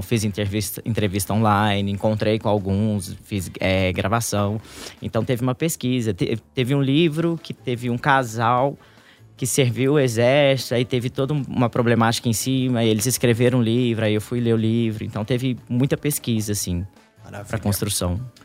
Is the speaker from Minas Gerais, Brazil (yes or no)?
yes; Três Corações, Minas Gerais, Brazil; moved away; nós somos de uma cidade do interior de Minas